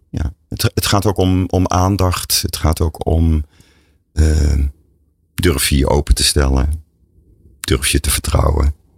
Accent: Breda, North Brabant, Netherlands; ik ben opgegroeid in Breda, dus ik zeg dan, uh, ons moeder

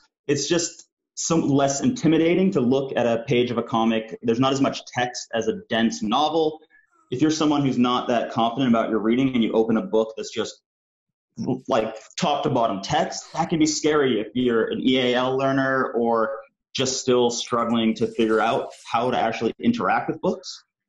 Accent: Canada; also born or lived in United Kingdom; I'm a Canadian and British cartoonist, filmmaker, and educator.

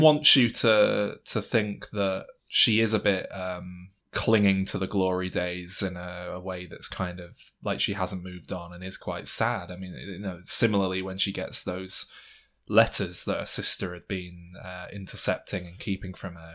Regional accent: England, United Kingdom; we're English

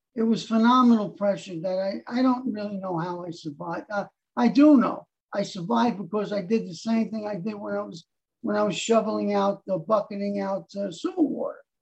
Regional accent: New York City, New York, United States; also born or lived in Harlem, New York City; I was born in Harlem, and then our family moved up to the Bronx

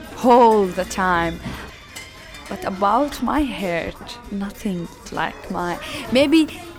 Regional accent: Damascus, Damascus Governorate, Syria; moved away as an adult; now in Berlin, Germany; I'm from Syria, from Damascus, the capital. I came to Berlin 3 years ago.

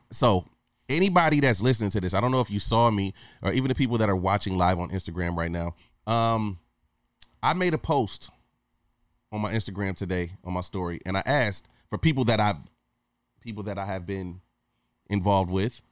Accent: Hawaii, United States; moved away; also born or lived in Michigan; growing up in Hawaii when I was a teenager

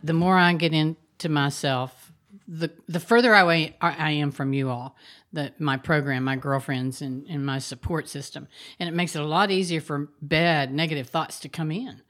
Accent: Huntington, West Virginia, United States; my hometown, Huntington, West Virginia

